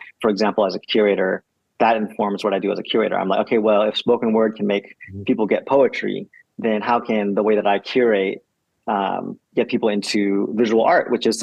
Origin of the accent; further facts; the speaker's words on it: the Bay Area, California, United States; now in Los Angeles, United States; I grew up in the Bay in California